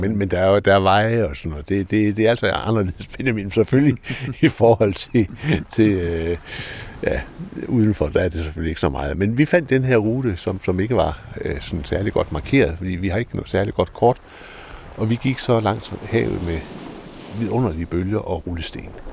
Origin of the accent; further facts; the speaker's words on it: Denmark; jeg var dansker